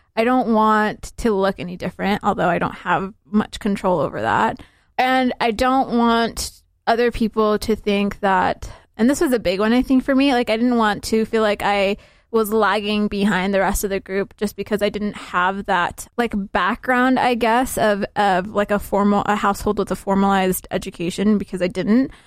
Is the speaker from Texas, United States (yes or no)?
no; Salt Lake City, Utah, United States; also born or lived in Somalia; I'm from Salt Lake," because that is where I'm from. That's, this is where I've been living for the last twenty-three years of my life. This is where I grew up